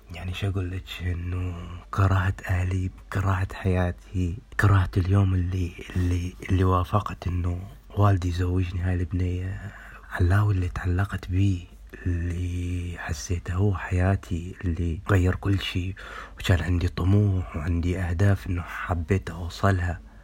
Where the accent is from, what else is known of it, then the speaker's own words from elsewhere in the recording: Iraq; moved away as an adult; من العراق